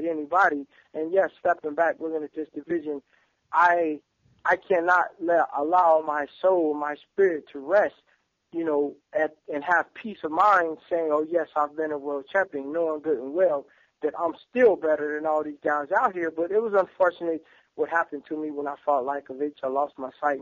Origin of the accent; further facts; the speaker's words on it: Indianapolis, Indiana, United States; my hometown is Indianapolis, right down the street from Cincinnati